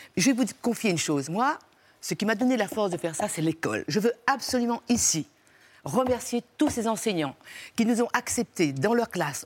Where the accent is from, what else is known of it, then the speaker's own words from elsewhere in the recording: Réunion; moved away; mon village sur les pentes du volcan